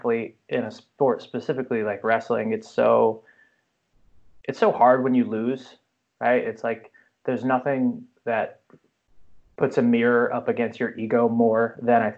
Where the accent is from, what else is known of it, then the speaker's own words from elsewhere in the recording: New Jersey, United States; I grew up in New Jersey.